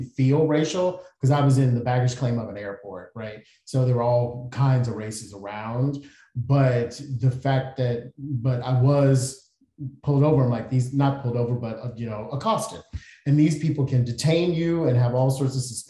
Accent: United States; We're not from Africa. We're from here. Mm-hmm. We're part of the African diaspora genetically, but nationally, we are from here

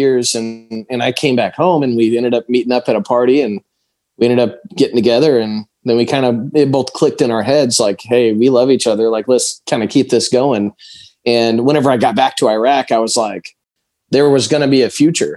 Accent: Alton, Illinois, United States; I was born in the Midwest, in Illinois, right on the river, in a little river town called Alton, right outside of St. Louis, Missouri

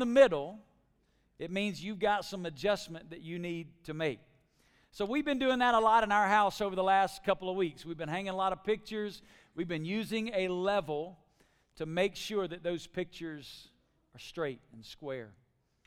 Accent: Alabama, United States; moved away as an adult; now in Las Vegas, United States; I'm from Alabama

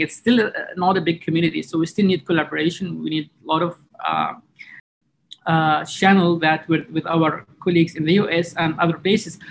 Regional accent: Jazan, Jazan Province, Saudi Arabia; also born or lived in New York; in my hometown, Jazan

